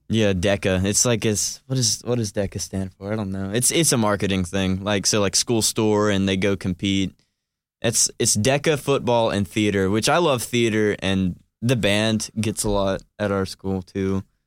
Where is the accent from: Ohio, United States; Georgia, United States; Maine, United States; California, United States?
Georgia, United States; Cumming; I'm from Cumming, Georgia